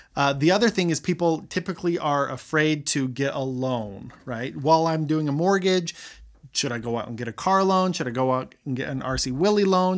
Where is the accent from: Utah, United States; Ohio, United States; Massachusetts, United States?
Utah, United States; Roy; I grew up in Roy.